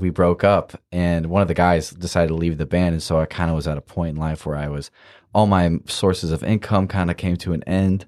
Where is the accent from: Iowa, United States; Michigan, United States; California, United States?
Iowa, United States; I'm from Iowa